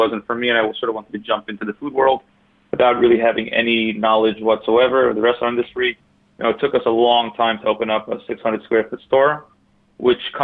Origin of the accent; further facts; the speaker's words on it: New York City, New York, United States; also born or lived in Borough Park / Crown Heights; I'm actually born and raised in Brooklyn